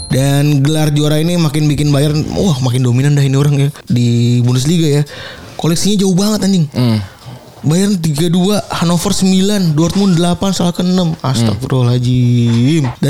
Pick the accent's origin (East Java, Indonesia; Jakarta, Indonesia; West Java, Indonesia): West Java, Indonesia; Cirebon; maksud gue gue juga dari Cirebon anjing